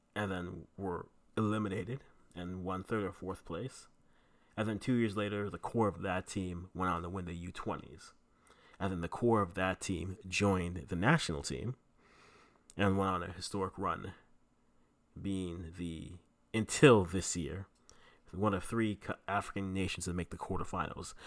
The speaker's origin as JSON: {"language": "English", "country": "Canada", "also_born_or_lived": "Ghana (ancestry)", "said": "I am Ghanaian, Canadian, Ghanaian parents"}